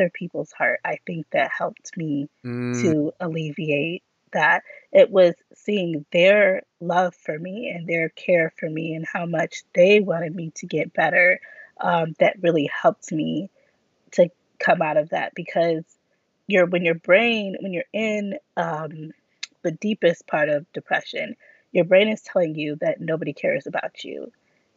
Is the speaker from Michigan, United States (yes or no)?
yes; Grand Rapids, Michigan, United States; I'm from Grand Rapids, Michigan.